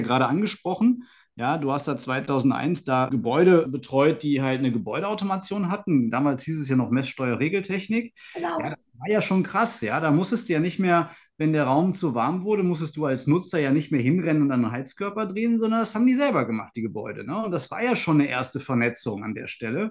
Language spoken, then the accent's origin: German; Aachen, North Rhine-Westphalia, Germany; Aber erstmal ist Aachen halt meine Heimatstadt. Hier bin ich geboren, hier bin ich aufgewachsen